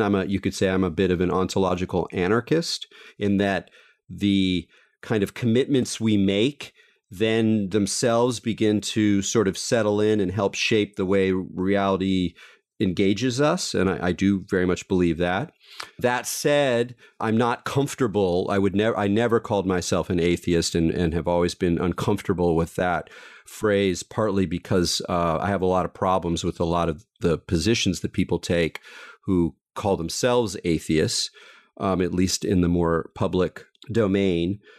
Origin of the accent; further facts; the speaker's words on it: Southern California, United States; I grew up in Southern California